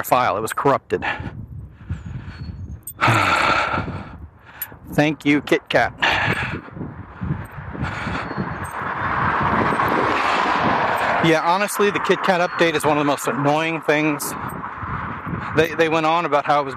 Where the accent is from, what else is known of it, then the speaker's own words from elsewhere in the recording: United States; as an American